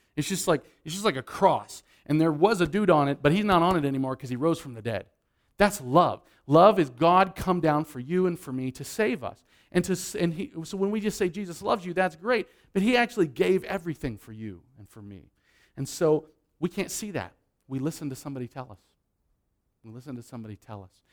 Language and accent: English; Nebraska, United States; moved away; I'm from Nebraska